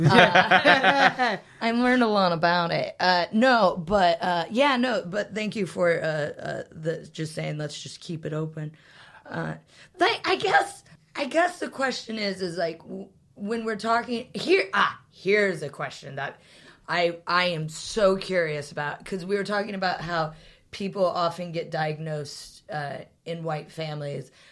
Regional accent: United States; now in United Kingdom; I'm American

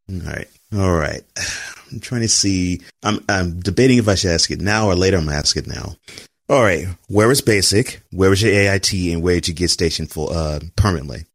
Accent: Texas, United States; you're speaking to a fellow Texan

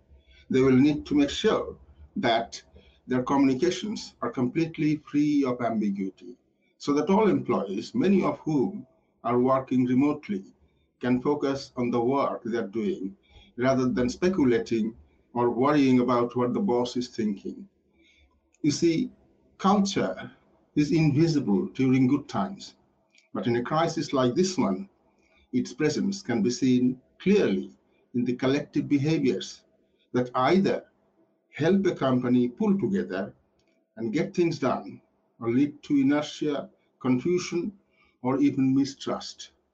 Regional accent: Yorkshire and the Humber, United Kingdom; You know, I grew up in Yorkshire, so I can hardly be called a dreamer.

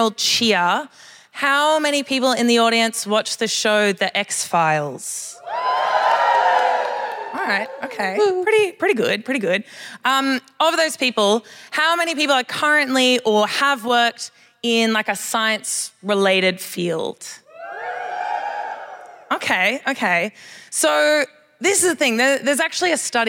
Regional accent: Sydney, New South Wales, Australia; now in Perth, Australia; originally I'm actually from Sydney in New South Wales

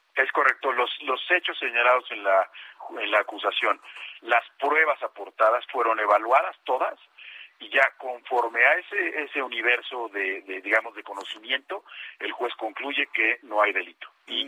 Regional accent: Mexico; como mexicano

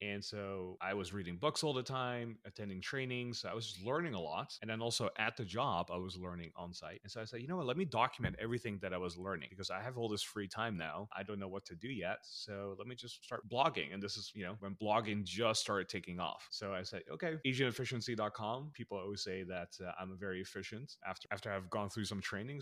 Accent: Netherlands; moved away as an adult; also born or lived in Philippines / United States; we immigrated from the Philippines to the Netherlands, where I grew up

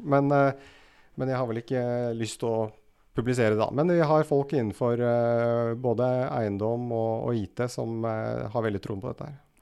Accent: Rælingen, Akershus, Norway; now in Oslo, Norway; gutt fra Rælingen. bor nå i Oslo

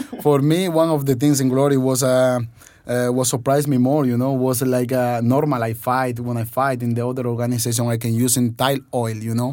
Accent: Spain; born or raised there; English is a second language; also born or lived in Dominican Republic

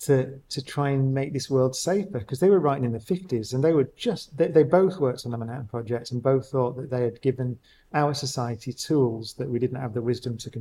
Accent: Oldham, North West England, United Kingdom; I grew up, as we said, I grew up in Oldham

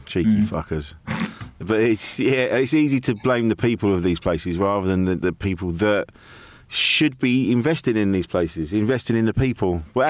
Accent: Orpington, London, United Kingdom; now in Essex, United Kingdom; I grew up in Orpington, which is a small town. It's just on like the southeast London Kent border

